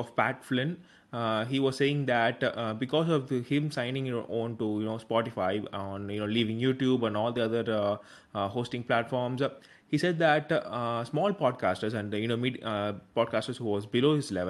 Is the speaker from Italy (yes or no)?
no; South India, India; I'm from South India.